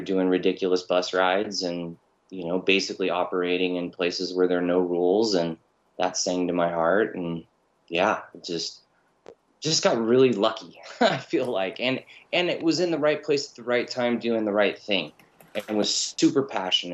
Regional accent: Southern California, United States; also born or lived in Rocklin, California; I spent a good proportion of my youth in the valley and in Southern California in pretty rough neighborhoods

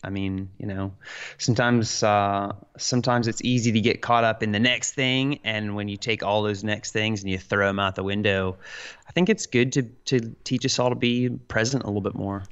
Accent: Roanoke, Virginia, United States; I'm from Roanoke, Virginia, little, little southwestern Virginia mountain town

